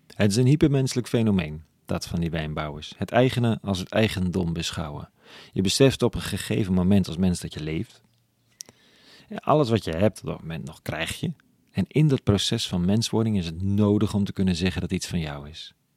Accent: Amsterdam, North Holland, Netherlands

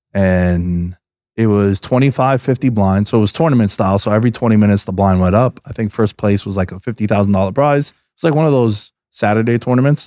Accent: New York City, New York, United States; moved away as an adult; now in Las Vegas, United States; Growing up in Queens

